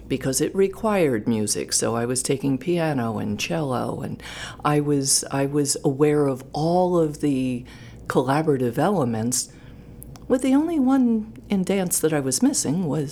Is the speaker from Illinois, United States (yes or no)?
no; Contoocook, New Hampshire, United States; moved away as an adult; also born or lived in Boston / Portland, Maine; I grew up in Contoocook, New Hampshire